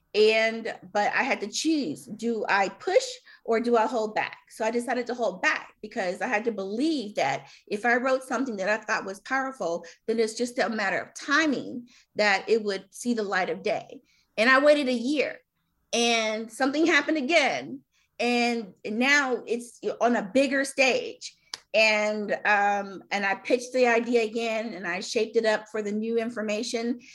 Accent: Chicago, Illinois, United States; I'm from Chicago

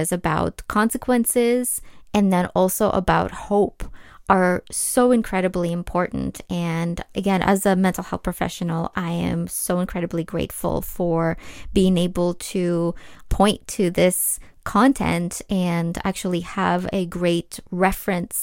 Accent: Ukraine; English is a second language; now in United States; I was born and raised in Ukraine

